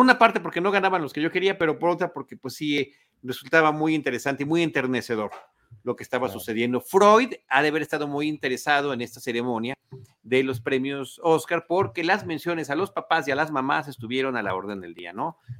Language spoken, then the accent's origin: Spanish; Mexico; como mexicanos